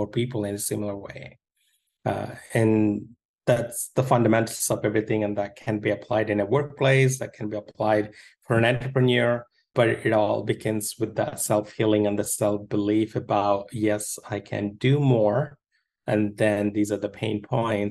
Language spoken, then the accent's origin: English; India; moved away; I grew up in India